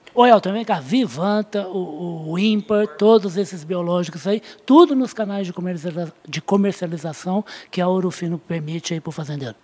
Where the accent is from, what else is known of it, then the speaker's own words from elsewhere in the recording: Uberaba, Minas Gerais, Brazil; Em Uberaba, a cidade onde eu nasci.